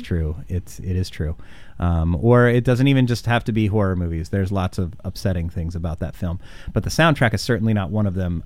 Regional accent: Indianapolis, Indiana, United States; now in Portland, United States; I am from Indianapolis, Indiana

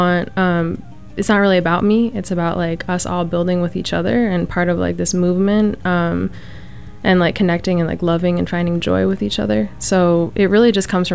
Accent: United States; as an American, as a first generation, as diasporic

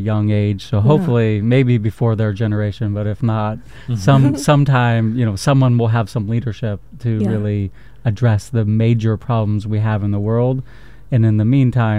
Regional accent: Bay Area, California, United States; moved away; I'm from the Bay Area too

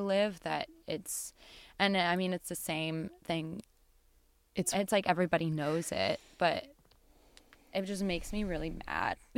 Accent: Bend, Oregon, United States; now in Seattle, United States; I grew up in Bend, and eh, which is the desert

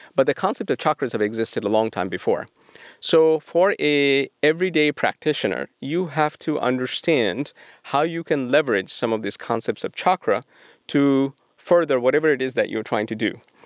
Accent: Kolkata, West Bengal, India; now in Portland, United States; I grew up in Calcutta, India

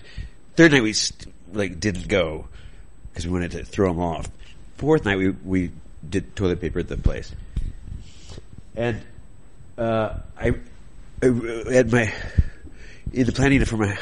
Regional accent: Indiana, United States; I grew up in Indiana

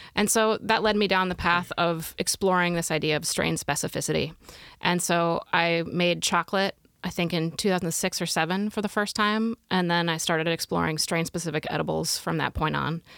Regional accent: Pacific Northwest, United States; moved away as an adult; also born or lived in Midwest; now in Oregon, United States; I grew up in the Pacific Northwest, but I came back in two thousand and four

